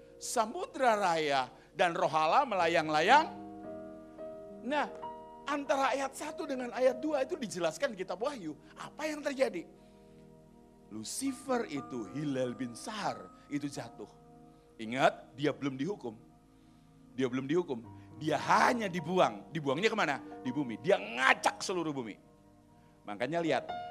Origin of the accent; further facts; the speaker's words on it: Surabaya, East Java, Indonesia; Aku ini lahir di Surabaya